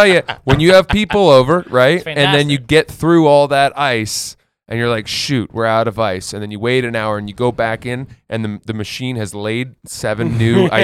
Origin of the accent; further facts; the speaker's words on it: Maine, United States; I grew up in Maine and there a neighborhood, a chicken coop.